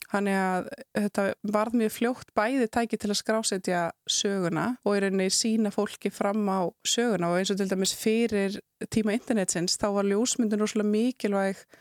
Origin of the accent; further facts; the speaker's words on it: Southern Region, Iceland; kem ég náttúrulega af Suðurlandi